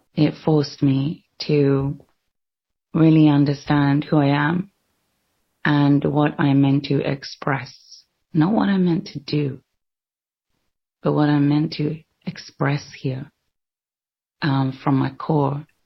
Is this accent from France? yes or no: no; London, United Kingdom; I was born in London